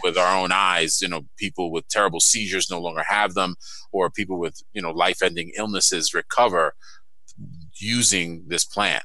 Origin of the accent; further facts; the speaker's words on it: New York City, New York, United States; moved away; I'm from Brooklyn and Queens in New York City